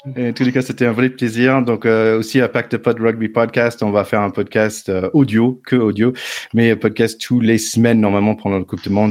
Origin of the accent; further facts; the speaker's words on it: United States; moved away; chez nous à Glendale